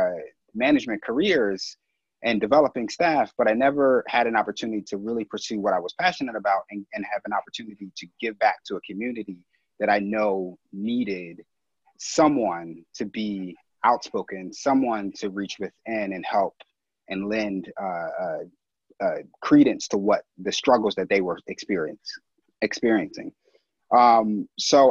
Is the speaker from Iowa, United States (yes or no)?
no; Philadelphia, Pennsylvania, United States; I grew up right here in Philly. I was born and raised in West Philly